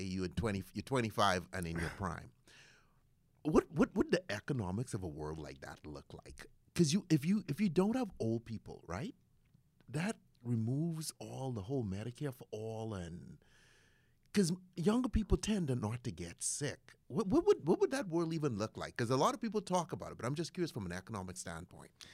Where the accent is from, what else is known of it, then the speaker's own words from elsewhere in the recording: Bahamas; now in United States; I was born in the Bahamas